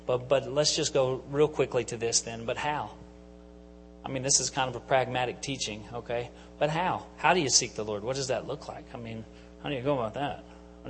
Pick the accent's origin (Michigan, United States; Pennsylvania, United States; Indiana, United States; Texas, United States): Pennsylvania, United States; Enola; I'm from Enola